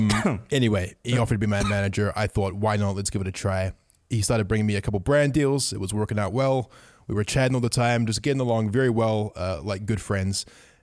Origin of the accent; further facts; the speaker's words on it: Auckland, New Zealand; moved away; I decided to move back to my hometown, Auckland, New Zealand.